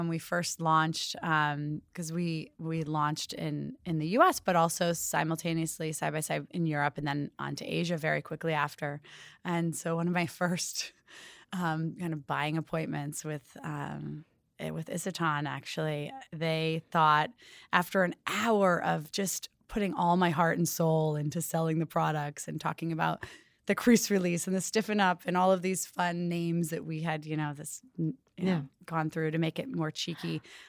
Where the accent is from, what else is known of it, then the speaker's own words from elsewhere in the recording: New York, United States; I'm originally from upstate New York, Hudson Valley.